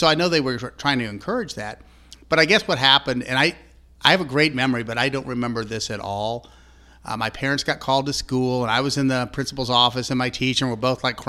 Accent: Kansas City, Kansas, United States; I was from the civilized part of Kansas, Kansas City, Johnson County

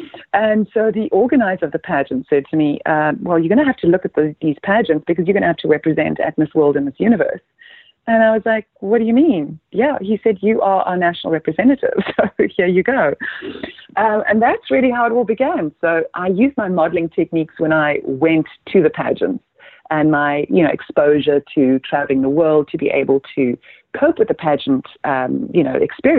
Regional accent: Namibia; moved away; growing up in Namibia was, you know, the fact that we obviously were an African country, but we also lived under the terrible regime of apartheid.

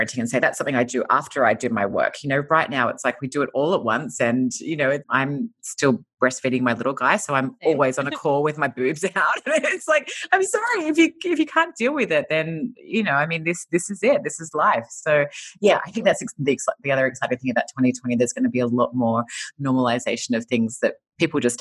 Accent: Australia; moved away as an adult; now in Los Angeles, United States; I'm an Australian and we moved to LA 4.5 years ago

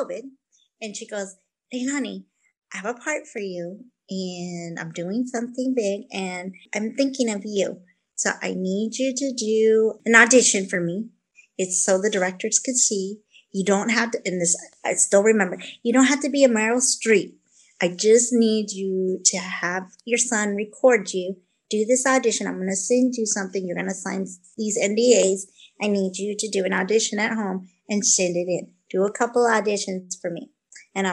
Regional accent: Vancouver, British Columbia, Canada; I was born in Vancouver

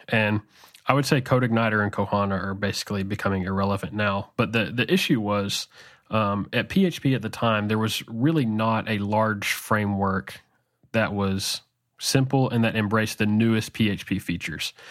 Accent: Arkansas, United States; I grew up in Arkansas, and I still live in Arkansas in the central part of the United States

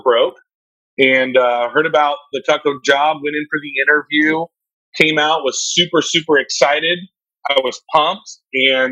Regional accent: Pittsboro, North Carolina, United States; I was born and raised in rural North Carolina

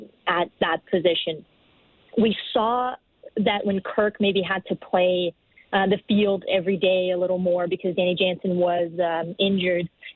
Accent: Brazil; moved away as an adult; now in Toronto, Canada; I come from Brazil. I've been in Toronto for 4 years now.

